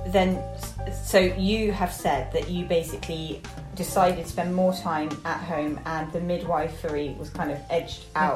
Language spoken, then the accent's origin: English; London, United Kingdom; I, I grew up very near there